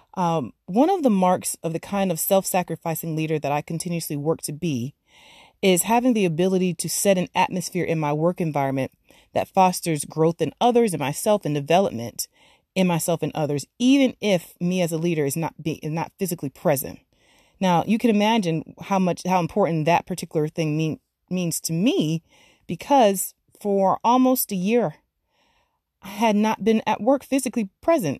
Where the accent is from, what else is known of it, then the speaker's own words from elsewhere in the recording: Florida, United States; I actually grew up in Florida. I was raised in Florida